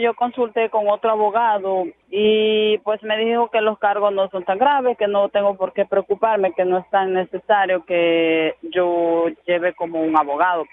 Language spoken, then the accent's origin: Spanish; El Salvador; moved away; Del Salvador